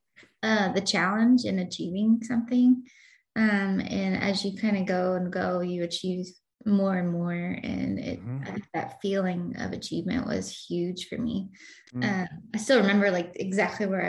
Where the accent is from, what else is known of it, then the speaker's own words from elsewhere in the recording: Douglasville, Georgia, United States; now in Atlanta, United States; the hometown where I grew up in Douglasville